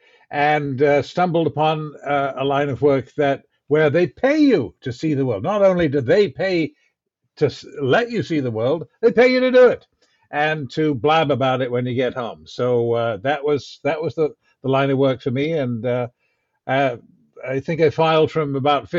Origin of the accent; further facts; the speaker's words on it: Canada; as a Canadian